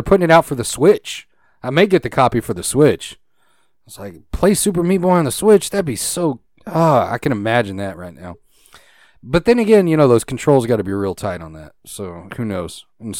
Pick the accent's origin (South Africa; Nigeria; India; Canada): Canada; No, I'm Canadian.